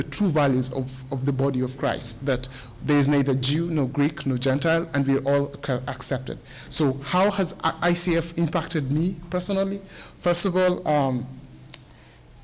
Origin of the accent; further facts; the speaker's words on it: Kenya; moved away as an adult; now in United States; I'm from Kenya